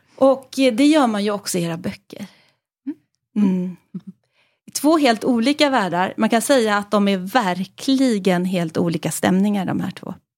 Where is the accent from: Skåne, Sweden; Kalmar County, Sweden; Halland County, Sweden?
Halland County, Sweden; Halmstad; jag växte upp i Halmstad, jag gick i skolan i Söndrum.